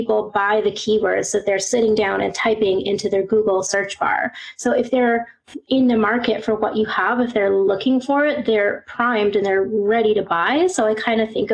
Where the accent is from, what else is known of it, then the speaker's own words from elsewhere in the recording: Canada; moved away as an adult; now in Glasgow, United Kingdom; I am Canadian born and raised, but right now I'm living in Glasgow, Scotland